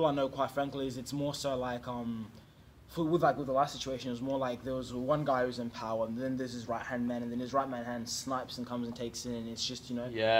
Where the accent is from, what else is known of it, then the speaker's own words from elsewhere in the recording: New Zealand; also born or lived in Zimbabwe; now in Australia; I left Zimbabwe when I was three. At three. I was raised in New Zealand and then I came.